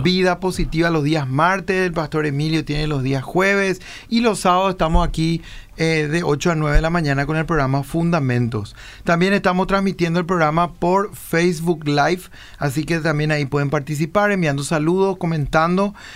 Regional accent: Lambaré, Central, Paraguay; él nació, vivió y creció en Lambaré y, y, y, la misma cosa pasa con mi persona

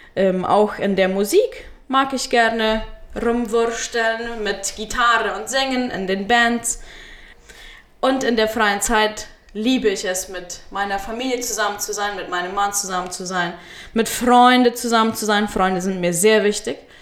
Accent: Friesland, San Pedro Department, Paraguay; moved away as an adult; now in Chaco, Paraguay; ich wurde in Friesland geboren, äh, bin dort aufgewachsen und zur Schule gegangen

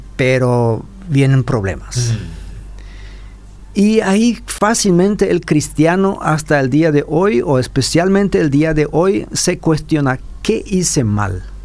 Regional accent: Paraguay; como paraguayos

